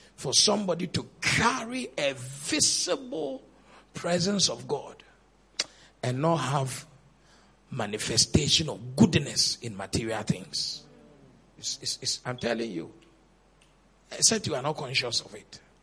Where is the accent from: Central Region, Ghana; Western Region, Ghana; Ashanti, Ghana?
Central Region, Ghana; Cape Coast; I was born in Cape Coast, I grew in Cape Coast